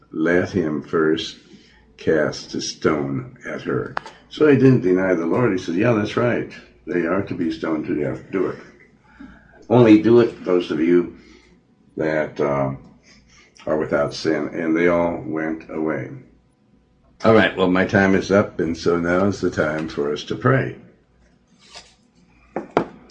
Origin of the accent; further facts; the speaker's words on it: Montana, United States; also born or lived in Joplin, Missouri; I was born in Joplin, Missouri, and I was raised in Montana